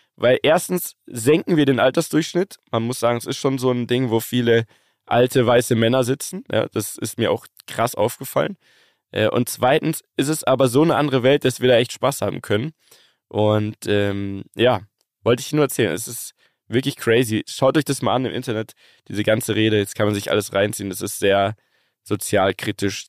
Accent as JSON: {"language": "German", "region": "Bavaria", "country": "Germany", "said": "als Bayer"}